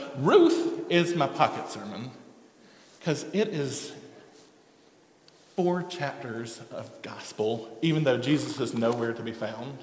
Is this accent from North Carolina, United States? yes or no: yes; eastern North Carolina, United States; now in Lexington, United States; I grew up in eastern North Carolina